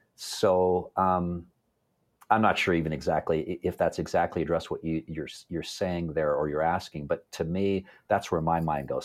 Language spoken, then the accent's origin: English; Toronto, Ontario, Canada; now in London, Canada; I was, uh, born and raised in the Toronto area